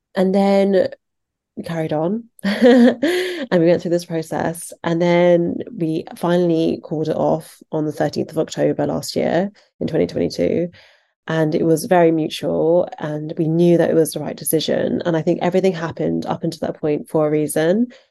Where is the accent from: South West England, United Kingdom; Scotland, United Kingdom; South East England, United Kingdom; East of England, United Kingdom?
South East England, United Kingdom; Surrey; I was born in England, in the countryside, in Surrey, which is just outside of London